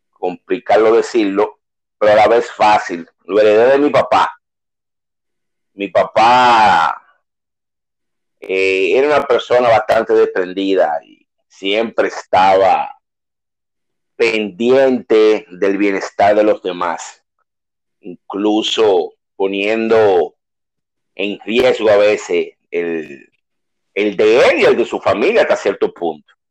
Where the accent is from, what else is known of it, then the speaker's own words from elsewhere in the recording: San Francisco de Macorís, Duarte, Dominican Republic; also born or lived in Salcedo; Francisco de Macorís, provincia de Duarte, en el año 1973, en el mes de abril, el Día de los Tontos en Estados Unidos, el día primero. Aunque mi familia vivía en Salcedo